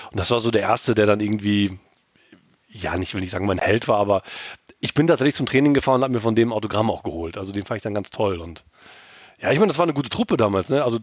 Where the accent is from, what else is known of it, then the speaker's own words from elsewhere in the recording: Gütersloh, North Rhine-Westphalia, Germany; dieses, sage ich mal, ostwestfälische Herz einfach da ist. Äh, Gütersloh ist mein Verein, meine Heimat.